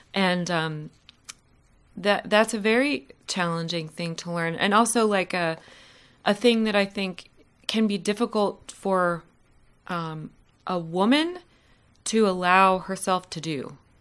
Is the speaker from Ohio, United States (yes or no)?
yes; Columbus, Ohio, United States; moved away as an adult; now in Winston-Salem, United States; I'm originally from Columbus, Ohio